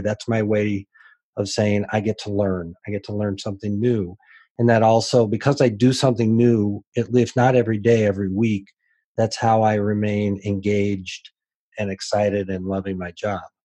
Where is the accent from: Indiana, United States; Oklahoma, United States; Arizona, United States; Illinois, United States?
Illinois, United States; Decatur; I grew up in Decatur, Illinois, so it was a fairly small community